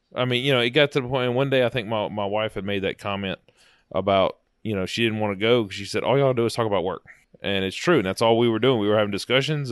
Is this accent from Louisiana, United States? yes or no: yes; South Louisiana, United States; now in Alexandria, United States; I grew up in South Louisiana and moved up here, you know, as younger